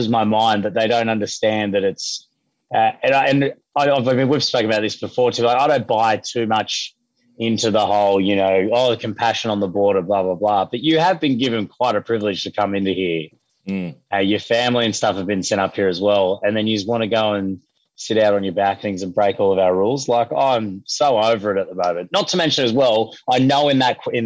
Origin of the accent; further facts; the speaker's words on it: Queensland, Australia; as a Queenslander.